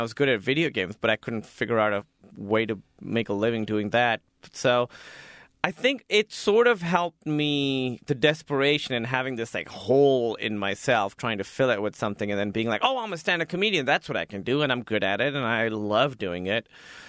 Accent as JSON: {"language": "English", "country": "Pakistan", "said": "It's tough, you know, because Pakistan is very being Muslim. I think is part of being Pakistani, being religious Muslim."}